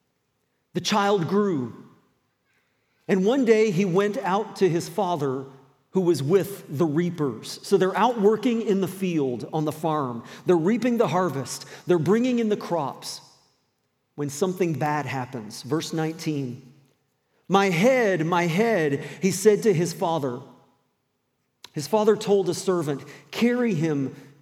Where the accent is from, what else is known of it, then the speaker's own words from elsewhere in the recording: the South, United States; also born or lived in New Brunswick, Canada / Roanoke, Virginia; now in Moncton, Canada; I spent a lot of my growing up years in the southern states.